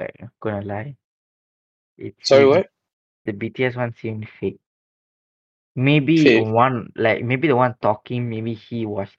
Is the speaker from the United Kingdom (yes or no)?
no; Malaysia; we are from Malaysia.